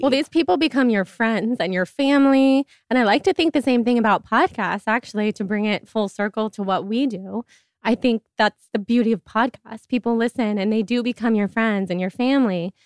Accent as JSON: {"language": "English", "town": "Sacramento", "region": "California", "country": "United States", "also_born_or_lived": "New York", "moved": "yes", "said": "I'm from Sacramento."}